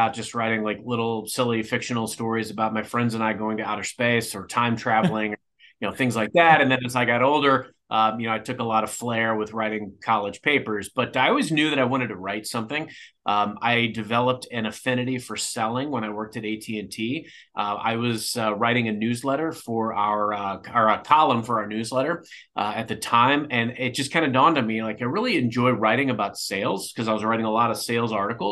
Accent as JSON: {"language": "English", "town": "Cape Girardeau", "region": "Missouri", "country": "United States", "tie": "born or raised there", "moved": "as an adult", "lives_now": "St. Louis, United States", "said": "I grew up in Cape Girardeau"}